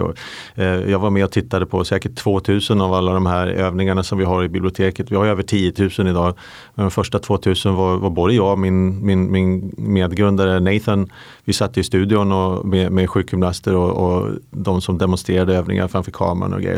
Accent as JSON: {"language": "Swedish", "town": "Umeå", "region": "Västerbotten County", "country": "Sweden", "tie": "born or raised there", "moved": "as an adult", "lives_now": "London, United Kingdom", "said": "jag är ju svensk. Jag är, eh, min familj bor i Umeå. Där växte jag upp"}